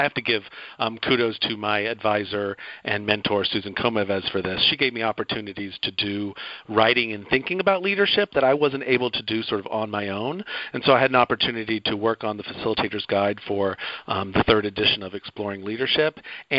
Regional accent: Athens, Georgia, United States; It's also my hometown, Athens, Georgia, so I feel a lot of connection there.

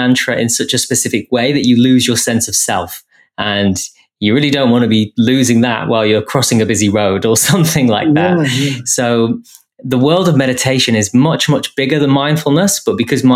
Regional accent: England, United Kingdom; being English and the way I was brought up

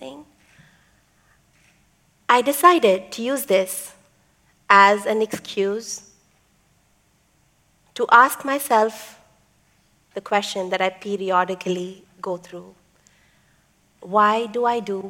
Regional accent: Chennai, Tamil Nadu, India; first language Tamil; English is a second language; Chennai, India, my hometown.

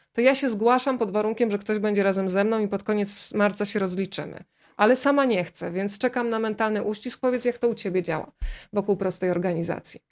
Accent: Rzeszów, Subcarpathian Voivodeship, Poland; ja też jestem z Podkarpacia, z Rzeszowa

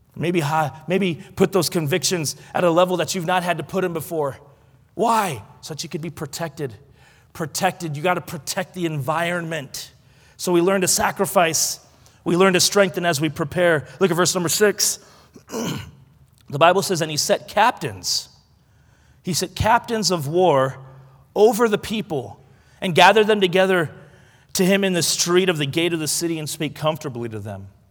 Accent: Oregon, United States; I'm from Oregon

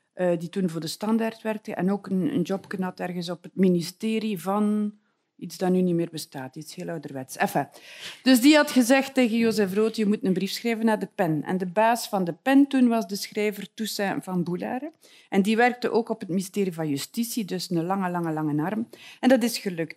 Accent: West Flanders, Belgium; ik kom uit West-Vlaanderen.

